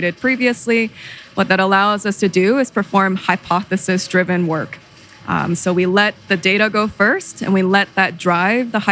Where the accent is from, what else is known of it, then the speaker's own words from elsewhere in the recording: Southern California, United States; I'm originally from Southern California